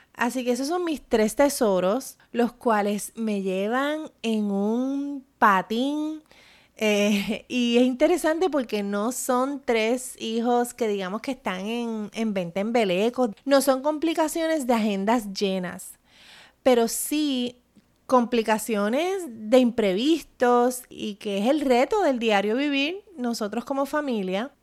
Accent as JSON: {"language": "Spanish", "country": "Puerto Rico", "said": "mi experiencia como puertorriqueña"}